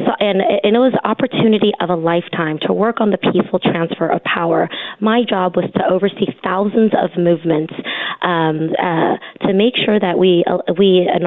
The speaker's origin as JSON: {"language": "English", "region": "California", "country": "United States", "tie": "born or raised there", "said": "I grew up here in the Central Valley. I went to college at Stanford. I ended up coming back to the Valley to work with my brothers to create jobs here in the Valley."}